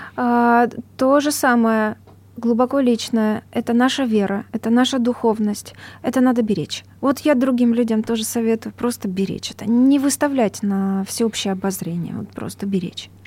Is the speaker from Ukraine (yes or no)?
yes; Donbas, Luhansk Oblast, Ukraine; moved away; Я сама с Донбасса, у меня бабушка 96 лет, она живет э, в ЛНР сейчас, в одном э, поселке, очень хорошем, моем родном